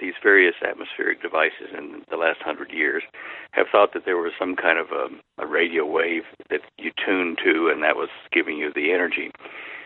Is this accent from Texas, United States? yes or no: yes; Dallas, Texas, United States; I grew up in Dallas, and it was Big D, little A, double L-A-S, Dallas